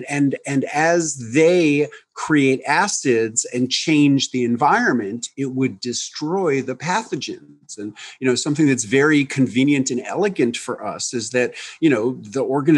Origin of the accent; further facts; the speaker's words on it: New York, United States; now in Tennessee, United States; in 1993, I moved from New York to rural Tennessee, and I got involved in keeping a garden. And I was such a naive city kid